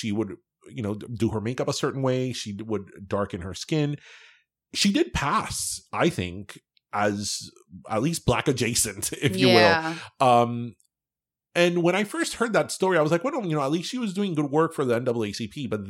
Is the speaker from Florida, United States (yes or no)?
yes; Miami, Florida, United States; it helps that we were raised in Miami.